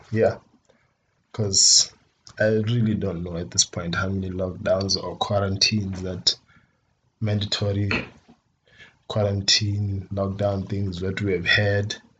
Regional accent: Botswana; I am from Botswana

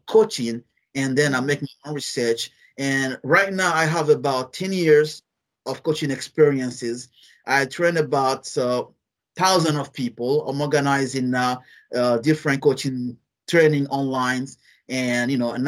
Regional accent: Guinea; English is a second language; I'm from a French country, French-speaking country.

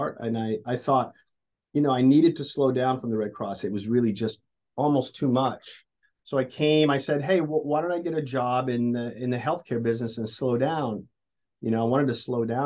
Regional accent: Midwest, United States; moved away as an adult; also born or lived in Honolulu / New York; I'm an engineer. I'm from the Midwest

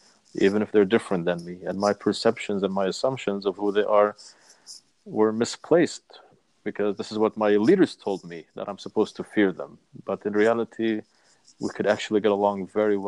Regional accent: Palestine; also born or lived in United States; I'm a Palestinian. I'm an American citizen.

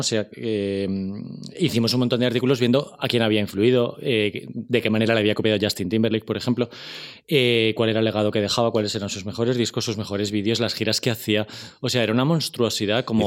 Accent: Spain; como españoles

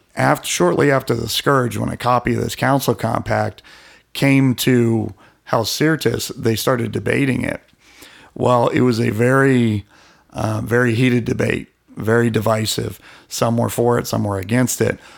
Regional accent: Alliance, Ohio, United States; my hometown. It's not all that famous. Alliance, Ohio

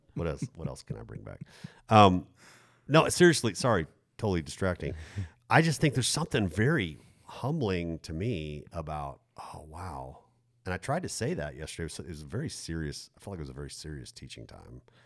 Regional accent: United States; as American twenty-first century Christians

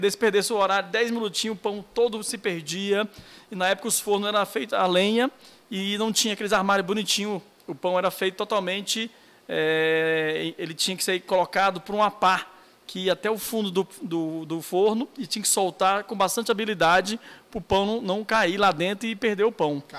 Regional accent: Brasília, Federal District, Brazil; born there; Rapaz, eu sou nascido em Brasília, pai nordestino, minha mãe do Piauí, meu pai do Rio Grande do Norte.

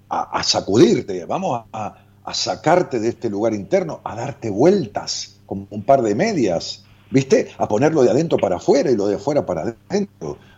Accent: Argentina; como argentino

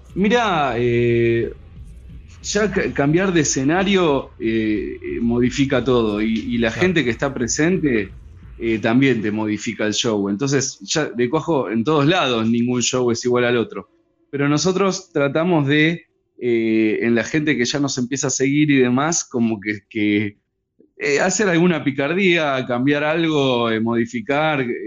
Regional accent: Ituzaingó, Buenos Aires Province, Argentina; yo me crié en Ituzaingó

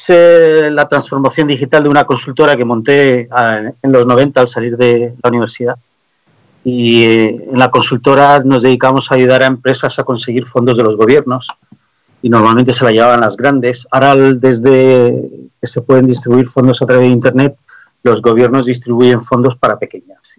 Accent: Canary Islands, Spain; born there; also born or lived in Germany / Belgium / France / Denmark; mis padres eh, son hindúes que tuvieron que irse de Pakistán en la partición, emigraron y yo nací en Canarias. Entonces soy el primero de la generación que nació en España.

